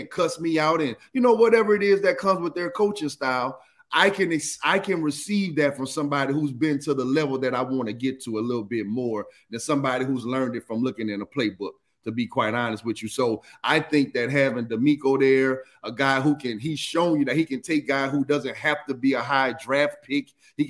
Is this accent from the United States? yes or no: yes; New Orleans, Louisiana, United States; Man, I'm from New Orleans, man. Stop all that, man.